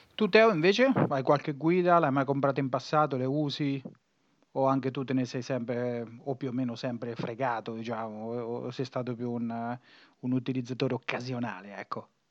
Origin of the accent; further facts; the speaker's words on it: Marche, Italy; moved away as an adult; now in Emilia-Romagna, Italy; dico che sono marchigiano